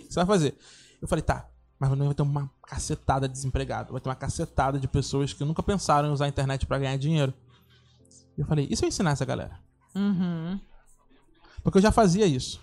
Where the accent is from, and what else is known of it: Rio de Janeiro, Brazil; born or raised there